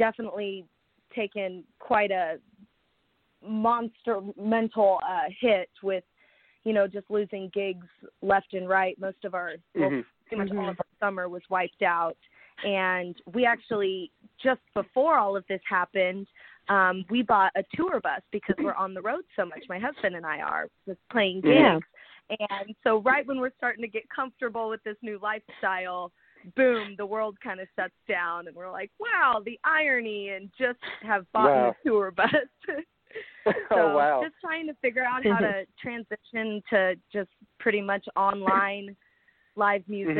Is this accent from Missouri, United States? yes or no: yes; Smithville, Missouri, United States; I'm from Smithville, Missouri, which is right outside of Kansas City, Missouri. And I started singing when I was 5 at a talent show in Smithville